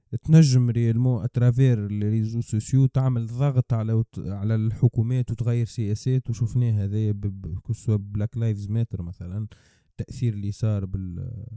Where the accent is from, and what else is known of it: Tunisia